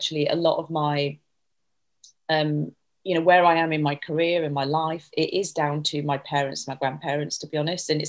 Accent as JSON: {"language": "English", "town": "Leeds", "region": "Yorkshire and the Humber", "country": "United Kingdom", "tie": "born or raised there", "said": "I was brought up in Leeds, in Yorkshire, to a family"}